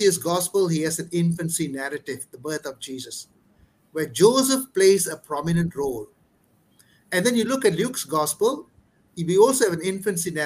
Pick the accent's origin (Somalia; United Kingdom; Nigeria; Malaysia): Malaysia; Ipoh, Perak; I come from Ipoh. And I am based with the Redemptorist community in Ipoh Garden Church